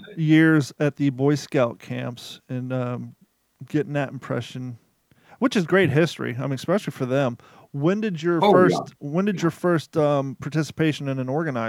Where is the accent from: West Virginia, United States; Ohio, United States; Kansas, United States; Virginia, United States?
Ohio, United States; Columbus; also born or lived in Kentucky; I grew up in Columbus, Ohio after I left Kentucky.